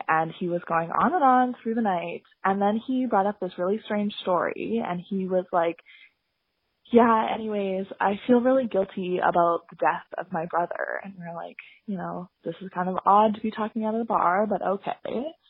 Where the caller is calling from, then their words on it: Vancouver, British Columbia, Canada; I'm calling from Vancouver.